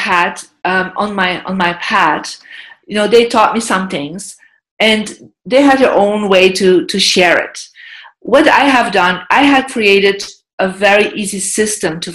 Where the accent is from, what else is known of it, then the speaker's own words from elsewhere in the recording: Belgium; moved away as an adult; also born or lived in United States; I'm from Belgium. I'm European. I lived for more than 10 years in America. I live back in Europe